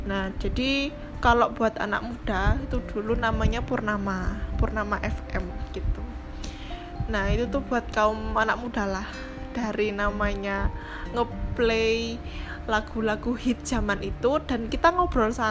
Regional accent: Blitar, East Java, Indonesia; also born or lived in Malang; now in Jakarta, Indonesia; aku besar dan lahir di Blitar gitu sekolahku TK SD SMP di Blitar gitu nah dan sekarang orang tua aku juga masih di sana

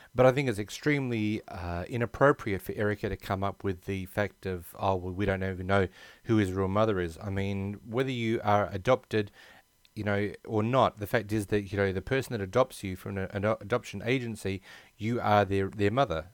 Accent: Australia; also born or lived in United States; I've been born and bred in Australia

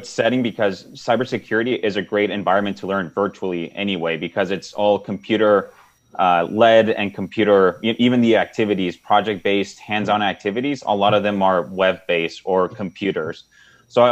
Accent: Nogales, Arizona, United States; I'm from Nogales

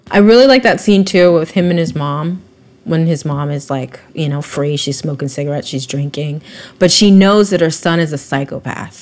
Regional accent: Vacaville, California, United States; I'm from Vacaville, so I know a lot of racist. I grew up around a lot of racist people

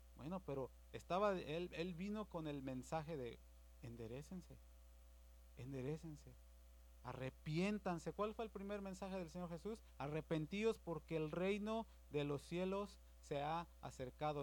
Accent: Mexico; Yo soy de México

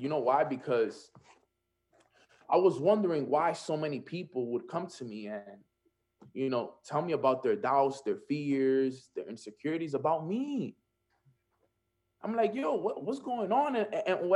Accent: New York City, New York, United States; I'm from Washington Heights

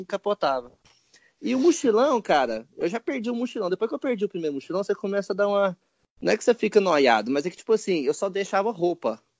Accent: Brazil; eu sou brasileiro

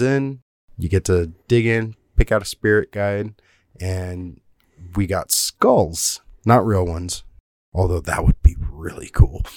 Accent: South Texas, United States; I grew up in South Texas

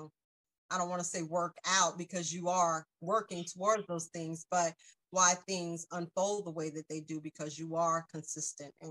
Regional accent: South Carolina, United States; also born or lived in North Jersey; now in Pennsylvania, United States; I'm from South Carolina, but I used to live in North Jersey.

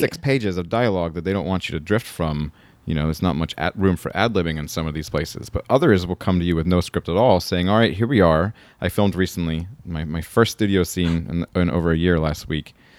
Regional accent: the South, United States; now in California, United States; I'm from the South

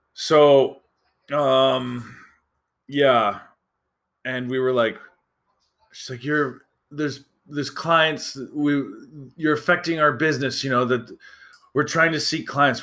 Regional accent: Alberta, Canada; I'm from Alberta

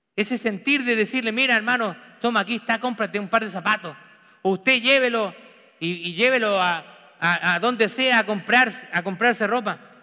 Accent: Chile; moved away as an adult; now in United States; Mi familia sanguínea está toda en Chile. La familia de mi esposa también está toda en Chile.

